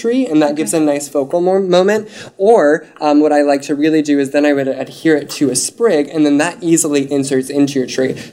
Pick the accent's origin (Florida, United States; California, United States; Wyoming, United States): Wyoming, United States; I'm from Wyoming